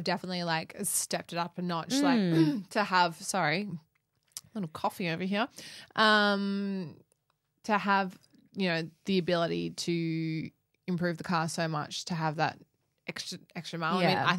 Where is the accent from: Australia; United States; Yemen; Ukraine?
Australia; accent: bogan